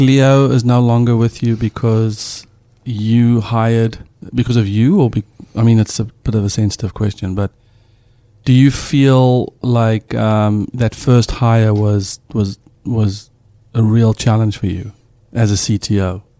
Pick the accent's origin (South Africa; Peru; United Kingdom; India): South Africa; moved away; as a South African dad